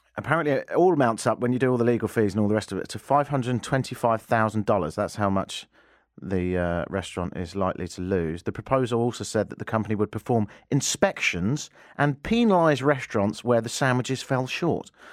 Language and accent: English; England, United Kingdom; now in Canada; I'm English